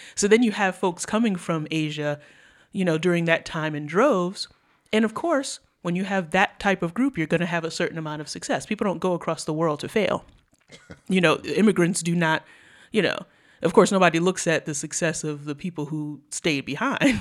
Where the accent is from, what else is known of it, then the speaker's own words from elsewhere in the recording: New York City, New York, United States; I'm from New York City public schools.